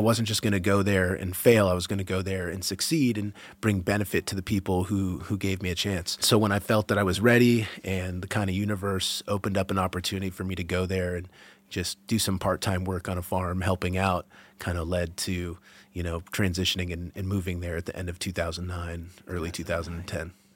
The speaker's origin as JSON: {"language": "English", "region": "Massachusetts outside of Boston", "country": "United States", "tie": "born or raised there", "moved": "as an adult", "lives_now": "Vermont, United States", "said": "I grew up in Massachusetts outside of Boston"}